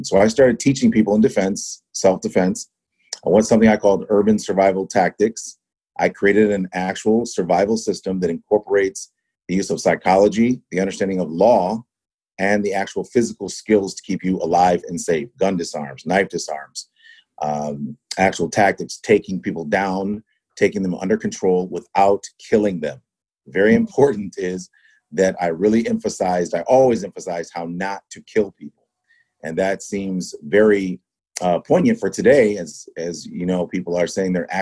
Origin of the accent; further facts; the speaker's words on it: Ann Arbor, Michigan, United States; moved away as an adult; now in Detroit, United States; I grew up in Ann Arbor